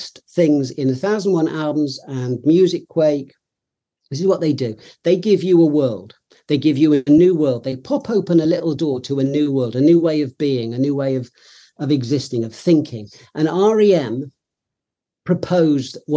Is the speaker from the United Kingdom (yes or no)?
yes; Cheltenham, South West England, United Kingdom; now in London, United Kingdom; I come from Cheltenham. I live in London, but I come from Cheltenham originally, which is a town in Gloucestershire in the West Country